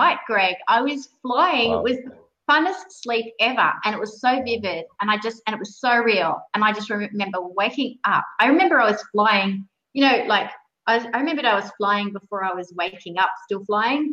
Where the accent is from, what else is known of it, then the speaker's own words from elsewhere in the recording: Sydney, New South Wales, Australia; I grew up in Sydney